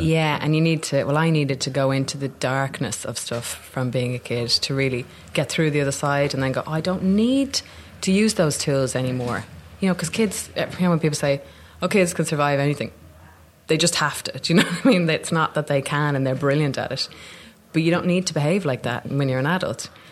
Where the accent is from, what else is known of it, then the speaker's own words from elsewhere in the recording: Dublin, Leinster, Ireland; accent: Dublin; moved away as an adult; also born or lived in Newfoundland, Canada; now in London, United Kingdom; I came back when I was five to Dublin